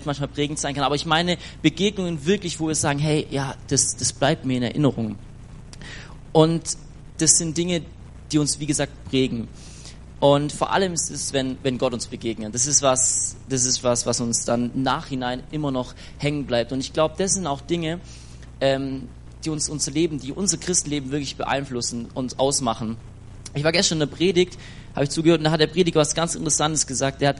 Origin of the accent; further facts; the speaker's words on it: Schwäbisch Gmünd, Baden-Württemberg, Germany; ich komme aus